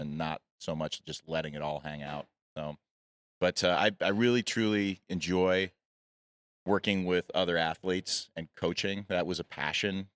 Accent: Michigan, United States; moved away as an adult; now in Utah, United States; I grew up in Michigan and moved to Utah to be near the mountains, uh, in my early twenties

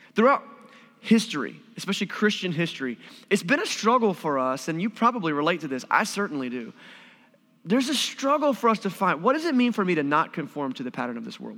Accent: Wilson, North Carolina, United States; moved away; in my hometown, I'm from Wilson, North Carolina, kind of a small town.

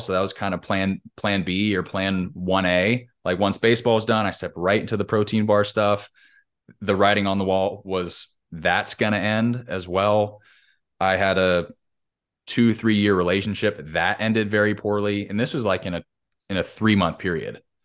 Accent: Southern California, United States; I grew up in Southern Cal, California

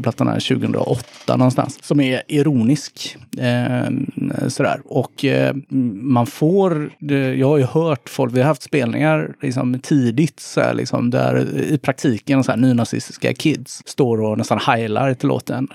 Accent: Gothenburg, Västra Götaland, Sweden; Jag, jag kommer från Kortdala

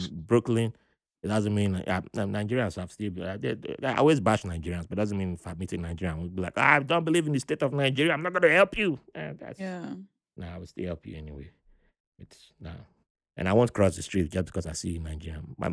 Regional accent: Panama; I'm from Panama. I, mean, I was born in Panama.

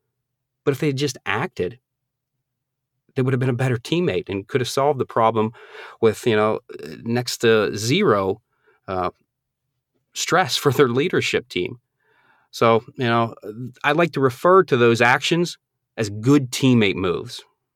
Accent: Northeast, United States; Now, I'm originally from the Northeast, so when I moved down here, I thought alligators were, I thought they were like rattlesnakes.

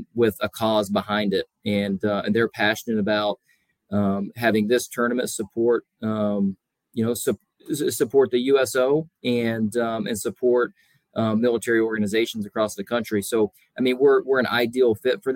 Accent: Soddy-Daisy, Tennessee, United States; moved away as an adult; also born or lived in Oklahoma; I grew up in Tennessee, graduated from Soddy Daisy High School

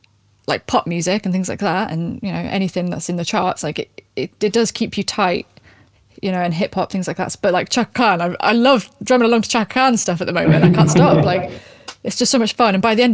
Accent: England, United Kingdom; now in Cardiff, United Kingdom; even as an English person.

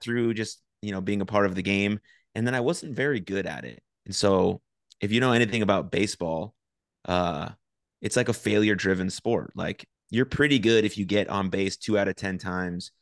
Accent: San Francisco, California, United States; now in Dallas, United States; I grew up in San Francisco. I currently live in, in Dallas.

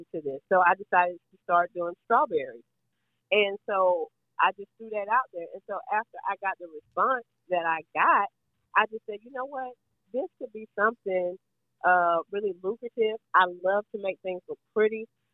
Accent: Georgia, United States; I'm from Georgia.

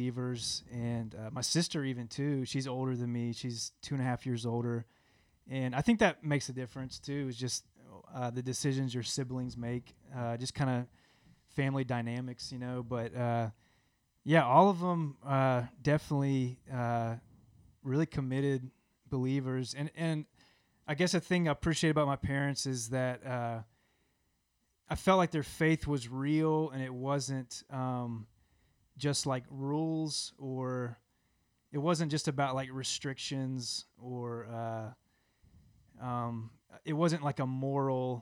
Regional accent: Mobile, Alabama, United States; moved away as an adult; also born or lived in Auburn, Alabama; now in Birmingham, United States; I'm from Mobile, Alabama

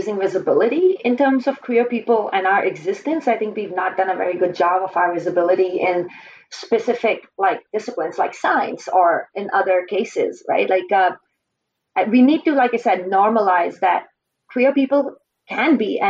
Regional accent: Indian Himalayas, India; moved away as an adult; now in British Columbia, Canada; I grew up in India, in the Indian Himalayas

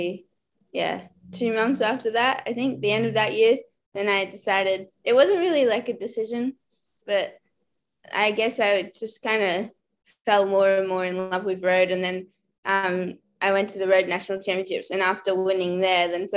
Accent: Melbourne, Victoria, Australia; also born or lived in Girona, Spain; I'm from Melbourne, Victoria, the good old Brunswick Cycling Club, best club in Australia

